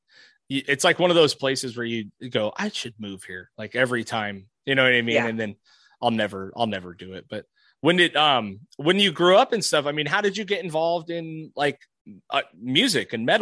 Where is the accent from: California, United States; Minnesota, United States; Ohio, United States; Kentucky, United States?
California, United States; Trona; also born or lived in Ventura; now in Oxnard, United States; I'm from the desert originally. I grew up way out in Death Valley, like way the fuck out there